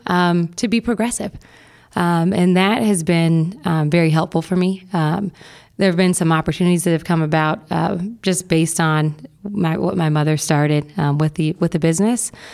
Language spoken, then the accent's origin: English; Bexley, Ohio, United States; also born or lived in Atlanta / San Francisco / Miami; I grew up in Bexley and attended the Wellington School for high school